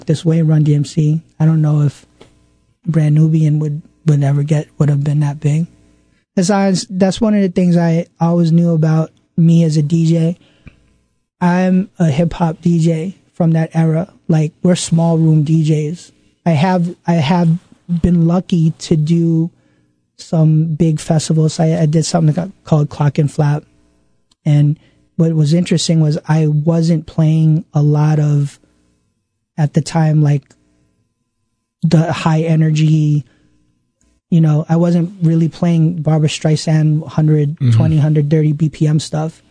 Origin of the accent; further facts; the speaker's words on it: New York City, New York, United States; I'm from Queens